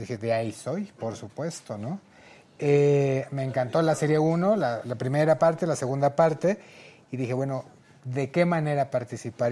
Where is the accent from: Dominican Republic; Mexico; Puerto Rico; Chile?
Mexico; Taxco, Guerrero; Yo soy tasqueño, guerrerense